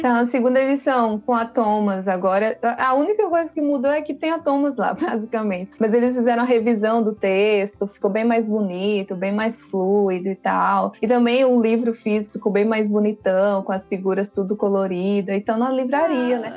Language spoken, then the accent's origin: Portuguese; Brazil; born or raised there; also born or lived in Guinea-Bissau